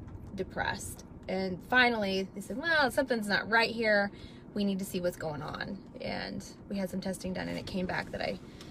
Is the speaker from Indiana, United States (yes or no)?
yes; Indiana, United States; I am from Indiana.